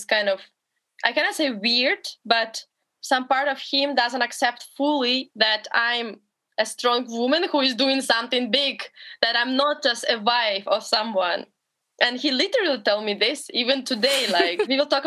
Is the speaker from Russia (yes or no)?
yes; Berezniki, Perm Krai, Russia; English is a second language; moved away as an adult; also born or lived in Montreal, Canada; I'm in Bereznyky, my hometown.